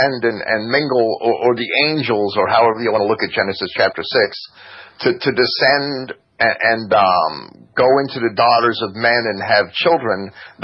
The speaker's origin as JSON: {"language": "English", "country": "United States", "also_born_or_lived": "New Jersey / upstate New York", "moved": "as an adult", "lives_now": "Bristol, United States", "said": "I'm from New Jersey and upstate New York, and I've only been here about 6 months."}